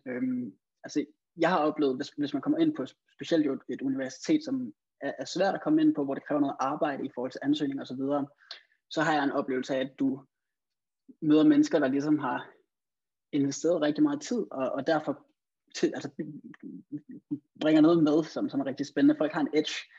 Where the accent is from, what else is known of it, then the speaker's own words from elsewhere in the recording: Denmark; also born or lived in England; som dansker